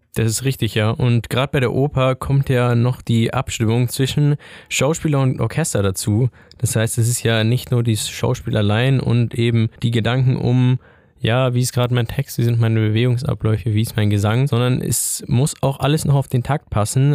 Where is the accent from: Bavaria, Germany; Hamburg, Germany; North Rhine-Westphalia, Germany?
Bavaria, Germany; Ingolstadt; moved away as an adult; now in Würzburg, Germany; ich bin auch einundzwanzig Jahre alt und komm gebürtig aus Ingolstadt und bin erst jetzt zum Studieren hier nach Würzburg gezogen